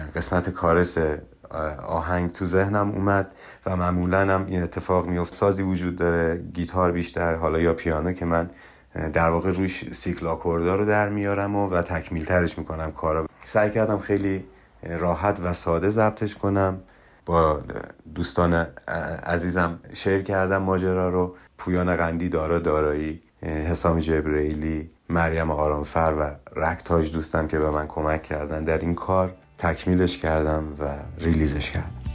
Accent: Iran; born or raised there; also born or lived in Mashhad

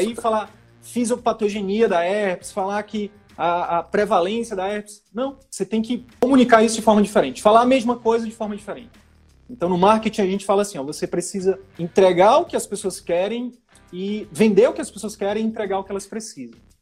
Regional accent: interior of the Northeast, Northeast Region, Brazil; eu sou do interior do Nordeste

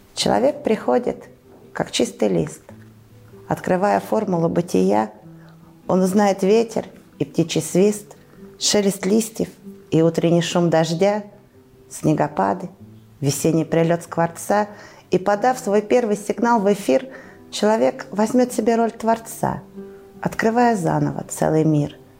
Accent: Tara, Omsk Oblast, Russia; я уроженка города Тары. Э, здесь родилась, здесь росла, здесь творила, здесь училась, продолжаю жить

